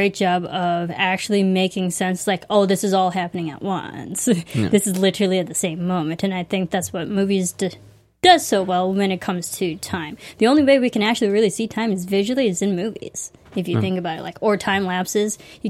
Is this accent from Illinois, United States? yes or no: yes; Chicago, Illinois, United States; So way to go, Illinois, for go breeding Chicago. Serial killers. My home state.